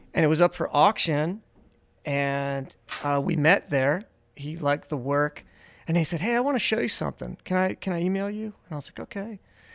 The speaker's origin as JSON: {"language": "English", "region": "Pennsylvania", "country": "United States", "tie": "born or raised there", "moved": "yes", "said": "I was born in Pennsylvania and, like, you know, I made it here."}